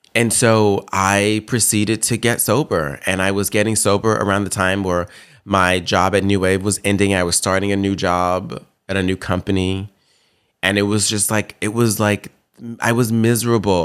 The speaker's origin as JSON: {"language": "English", "town": "Memphis", "region": "Tennessee", "country": "United States", "tie": "born or raised there", "said": "I grew up in Memphis, Tennessee, and I lived in South Memphis"}